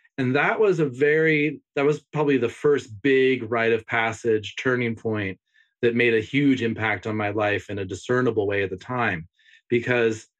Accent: Bay Area of California, United States; I grew up in the Bay Area of California in a split family.

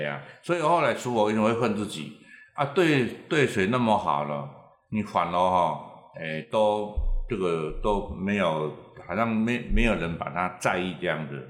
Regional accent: Taiwan; 我们其实台湾人

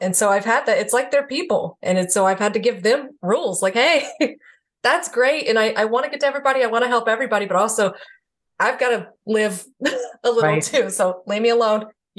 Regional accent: the South, United States; again, I'm from the South. So very taboo there, it's demons, you know.

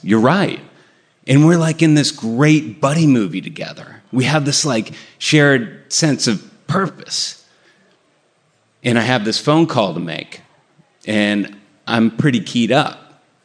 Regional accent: Burlington, Massachusetts, United States; the house I grew up in in Burlington, Massachusetts

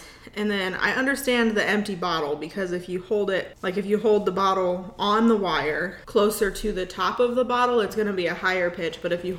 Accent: the South, United States; accent: Southern; My southern accent has turned them off.

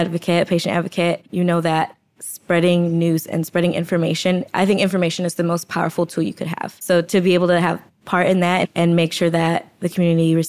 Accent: Detroit, Michigan, United States; moved away as an adult; also born or lived in Indianapolis; now in Chicago, United States; I'm originally from the Detroit area, born and raised in the suburbs

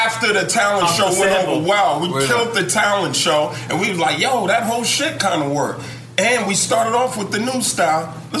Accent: East Orange, New Jersey, United States; We're pretty much the same hood. Mm. The same hood is about a 5-block radius from each other. I'm from 15th Street.

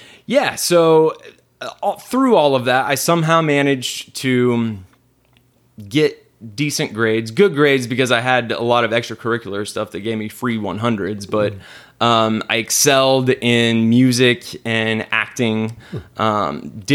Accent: Richardson, Texas, United States; I grew up in East Richardson

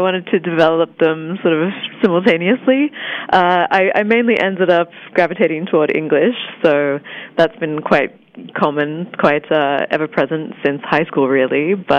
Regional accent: Australia; I think even just growing up in Australia, you're so accustomed to being so far away from most of the world

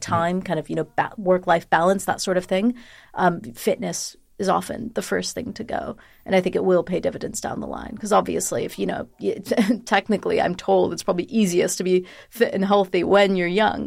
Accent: United States; moved away as an adult; now in United Kingdom; being an American citizen

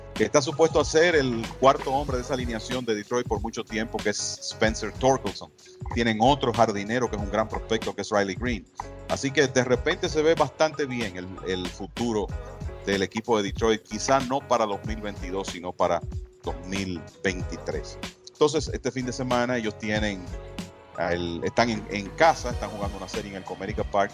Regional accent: Dominican Republic; como dominicano y latino

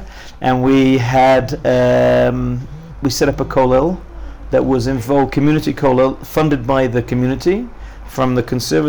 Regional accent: Cardiff, Wales, United Kingdom; born or raised there; also born or lived in Leicester, England / Kansas City, United States; now in Israel

